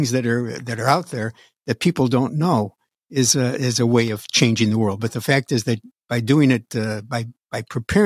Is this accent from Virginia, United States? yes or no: no; Utica, New York, United States; moved away as an adult; Utica, New York is my hometown. I was raised there, went to high school there